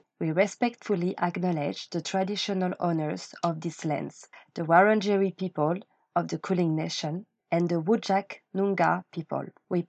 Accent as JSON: {"language": "English", "country": "France", "moved": "as an adult", "lives_now": "Melbourne, Australia", "said": "I'm from France, and I've been living in Melbourne for many years."}